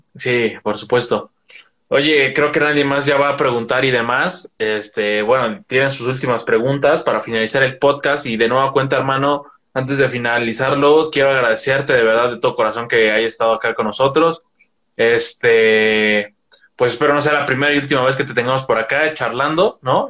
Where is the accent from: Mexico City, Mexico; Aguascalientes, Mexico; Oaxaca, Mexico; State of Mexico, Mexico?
State of Mexico, Mexico; Toluca; yo soy, yo soy del Estado de México, de Toluca